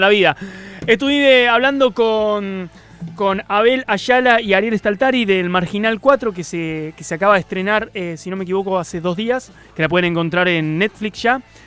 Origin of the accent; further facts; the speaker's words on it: Córdoba, Argentina; yo soy de Córdoba